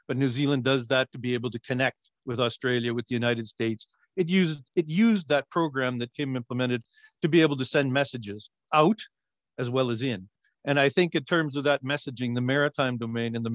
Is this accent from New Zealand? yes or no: no; Canada; as a Canadian